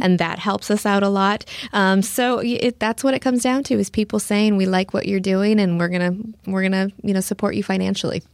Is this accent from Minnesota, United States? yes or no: no; Nebraska, United States; moved away as an adult; also born or lived in Houston, Texas; now in Lake Jackson, United States; I, I grew up in Nebraska, so I am a small town girl.